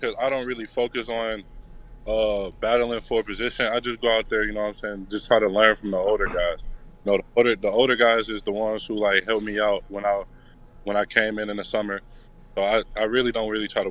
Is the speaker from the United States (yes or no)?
yes; Detroit, Michigan, United States; I'm from Detroit, so like I wanted to be back home, and I wanted to put on the show for my family back home.